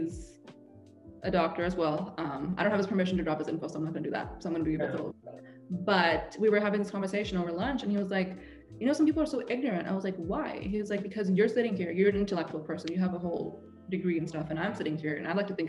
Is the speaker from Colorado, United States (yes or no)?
no; Seattle, Washington, United States; also born or lived in England; I'm from Seattle. We're all hippies